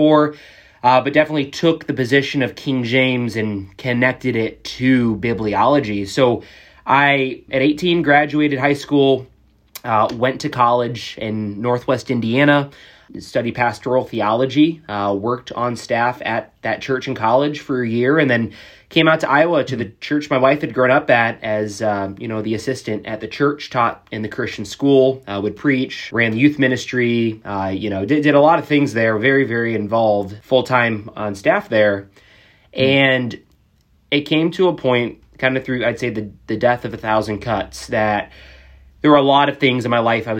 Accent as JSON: {"language": "English", "town": "Jeddah", "region": "Makkah Province", "country": "Saudi Arabia", "tie": "born there", "said": "I was born in Saudi Arabia. My dad was military. Yeah, born in Jeddah, right off the coast of the Red Sea in the early 90s."}